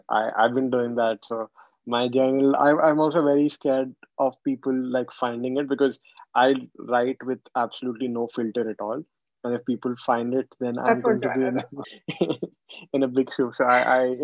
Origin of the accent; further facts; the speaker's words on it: India; moved away; growing up in India